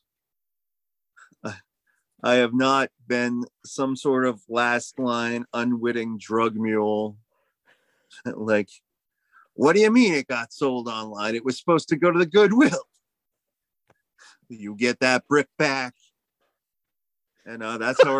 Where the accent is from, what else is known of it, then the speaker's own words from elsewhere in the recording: United States; I'm an American.